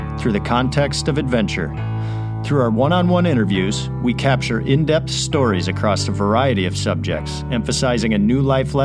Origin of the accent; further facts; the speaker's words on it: Grand Rapids, Michigan, United States; Grand Rapids is also my hometown